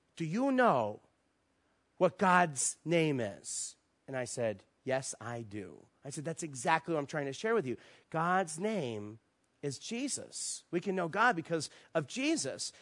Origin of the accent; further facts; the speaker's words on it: East Coast, United States; moved away as an adult; also born or lived in Virginia Beach, Virginia; now in Las Vegas, United States; we're from the East Coast, our family's there, all our friends are there